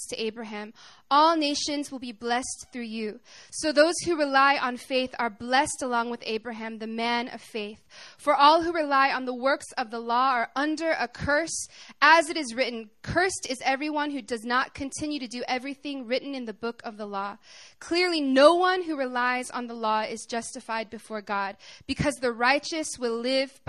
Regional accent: Arkansas, United States; I'm from Arkansas. I'm a country girl

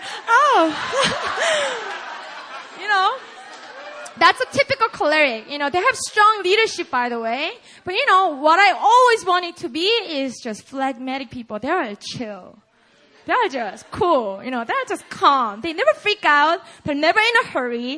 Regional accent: South Korea; accent: Konglish; first language Korean; English is a second language; now in United States; I'm just a Korean native

